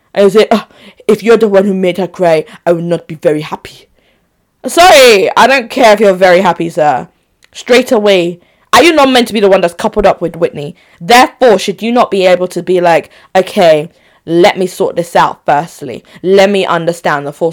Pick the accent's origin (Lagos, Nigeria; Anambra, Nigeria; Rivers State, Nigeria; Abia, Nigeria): Anambra, Nigeria; Onitsha; also born or lived in Enugu; I, Nigerian babe, born in Onitsha. No, I was born in Enugu, who am I lying? But Onitsha babe, Onitsha Central.